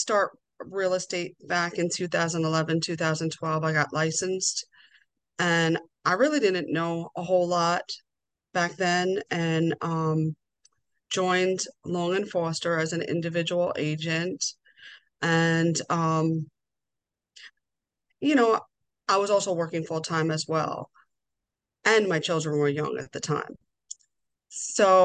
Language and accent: English; Long Island, New York, United States; moved away as an adult; now in Towson, United States; I'm originally from Long Island, New York, born and raised.